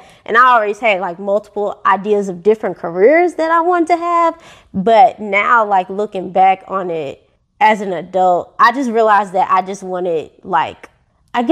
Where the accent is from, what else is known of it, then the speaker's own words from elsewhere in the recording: St. Louis, Missouri, United States; I grew up in St. Louis, Missouri, born and raised.